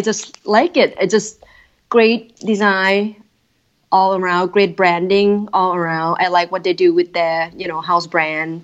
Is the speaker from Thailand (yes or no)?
yes; Thailand; moved away as an adult; now in Minneapolis, United States; growing up in Thailand